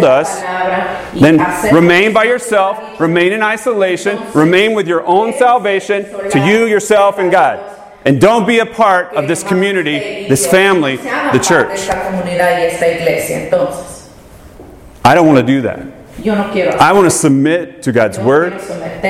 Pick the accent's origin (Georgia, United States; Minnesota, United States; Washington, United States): Georgia, United States; Atlanta; I was born in Atlanta, Georgia